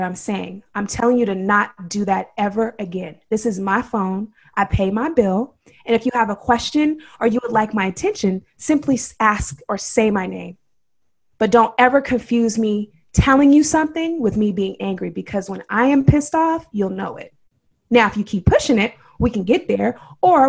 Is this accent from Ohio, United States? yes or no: no; Oakland, California, United States; I'm from Oakland, and I've been here all my life.